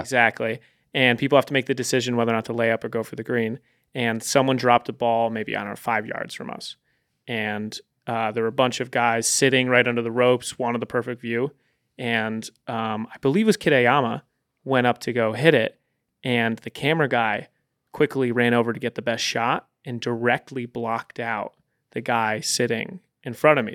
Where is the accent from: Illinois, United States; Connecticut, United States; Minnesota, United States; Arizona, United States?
Connecticut, United States; Storrs; moved away; also born or lived in Texas; I grew up in stores